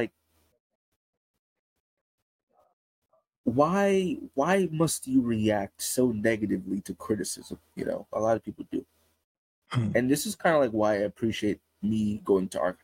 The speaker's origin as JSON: {"language": "English", "country": "United States", "tie": "born or raised there", "said": "this country that I was born in, I know a lot of the history of this country, and I can probably say I'm American"}